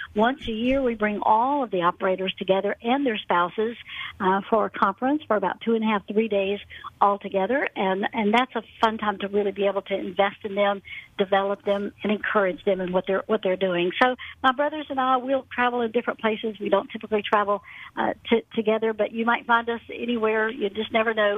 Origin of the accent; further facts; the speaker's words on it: Atlanta, Georgia, United States; also born or lived in Birmingham, Alabama; Born and raised in Atlanta, went off to college in Birmingham, Alabama.